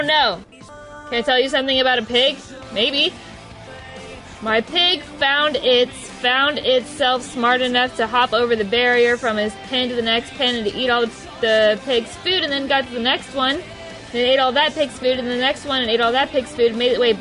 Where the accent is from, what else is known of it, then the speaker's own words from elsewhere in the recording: Dallas-Fort Worth, Texas, United States; also born or lived in White Settlement, Texas / Keller, Texas; I grew up in DFW. Born and raised in DFW.